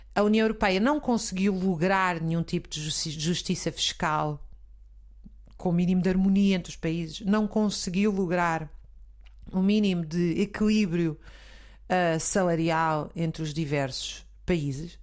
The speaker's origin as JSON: {"language": "Portuguese", "town": "Zambujeira do Mar", "region": "Alentejo", "country": "Portugal", "tie": "born or raised there", "said": "quando eu era pequena, na Zambujeira do Mar"}